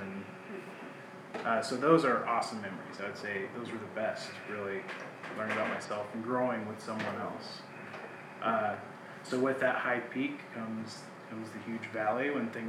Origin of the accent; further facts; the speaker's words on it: South Kansas, United States; also born or lived in Lawrence, Kansas; I grew up in South Kansas near Oklahoma, out in the sticks.